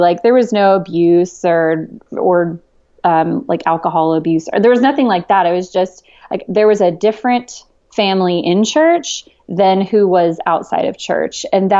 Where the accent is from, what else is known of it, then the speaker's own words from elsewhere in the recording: Long Island, New York, United States; Well, I was born and raised Catholic up in Long Island